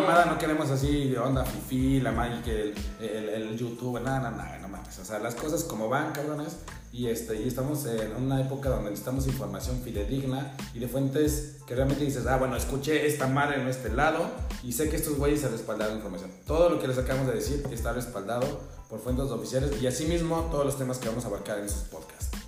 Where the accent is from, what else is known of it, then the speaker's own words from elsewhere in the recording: Mexico; somos mexicanos